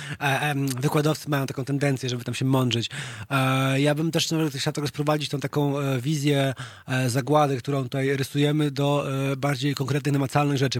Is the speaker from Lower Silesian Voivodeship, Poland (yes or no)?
yes; Wrocław, Lower Silesian Voivodeship, Poland; moved away as an adult; now in Warsaw, Poland; pochodzę z Wrocławia